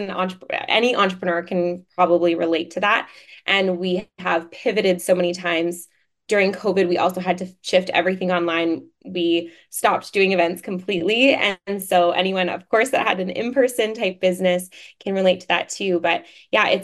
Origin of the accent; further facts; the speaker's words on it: Vancouver, British Columbia, Canada; I'm from Vancouver, Canada